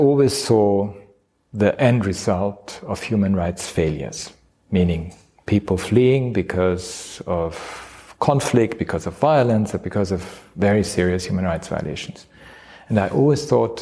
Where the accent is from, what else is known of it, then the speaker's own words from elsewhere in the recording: Austria; moved away; as I was growing up in Austria